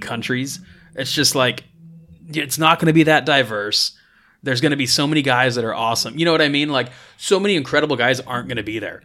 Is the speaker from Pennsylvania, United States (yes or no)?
no; Las Vegas, Nevada, United States; I grew up in Las Vegas and it's like a twenty-four hour city.